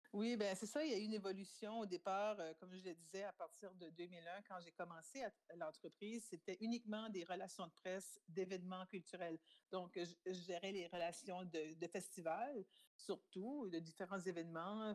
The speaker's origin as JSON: {"language": "French", "region": "New Brunswick", "country": "Canada", "tie": "born or raised there", "also_born_or_lived": "France", "first_language": "French", "said": "on est acadien, on vient du Nouveau-Brunswick"}